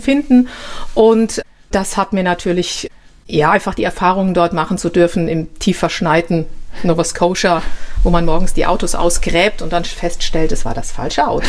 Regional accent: Germany; ich komme ja aus Deutschland

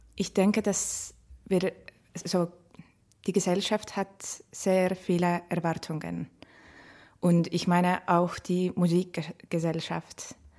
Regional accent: Estonia; German is a second language; moved away as an adult; now in Vienna, Austria; Ich, ich, komme aus Estland und ich bin äh, in Wien seit 2017 September.

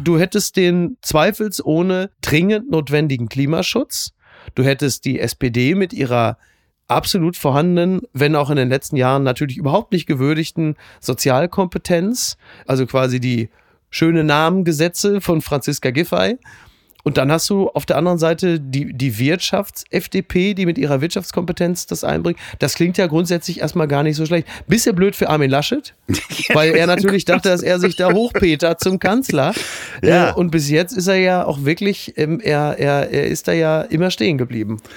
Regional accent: Germany; als Deutscher

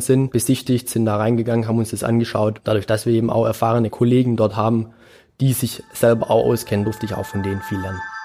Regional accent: Germany; bei uns in Deutschland

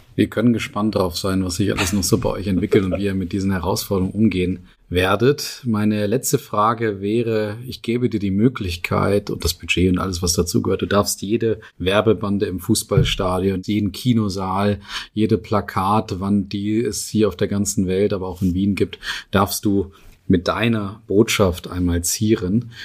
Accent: Northern Germany, Germany; Also bei uns in Norddeutschland, wo ich herkomme

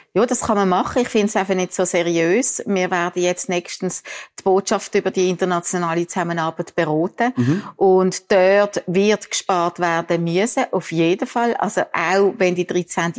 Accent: Biel-Benken, Basel-Landschaft, Switzerland; accent: Basler Dialekt; Ich komme aus Bilbengen, das ist Basel noch. Von dem her auch ja. mein ausgeprägter Basler Dialekt.

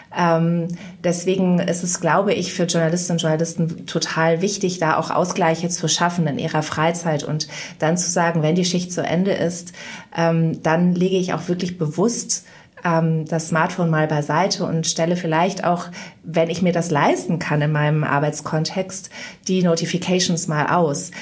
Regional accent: Mönchengladbach, North Rhine-Westphalia, Germany; also born or lived in Bonn; in Mönchengladbach, wo ich aufgewachsen bin

